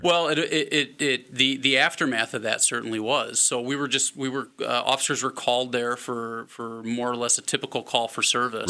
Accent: Omaha, Nebraska, United States; moved away as an adult; also born or lived in Winona, Minnesota; now in La Crosse, United States; I was born and raised in Omaha, Nebraska.

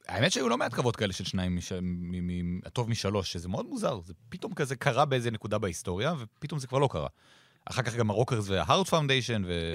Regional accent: Israel

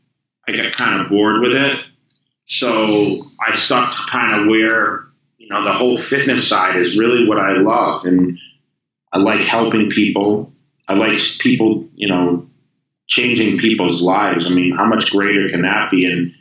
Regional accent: Massachusetts, United States; now in California, United States; You know, I came from Massachusetts to California the same exact way.

